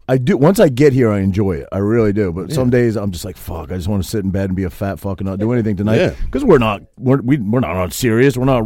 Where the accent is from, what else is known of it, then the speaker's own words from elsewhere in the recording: Cherryfield, Maine, United States; moved away; From Maine, a little town called Cherryfield.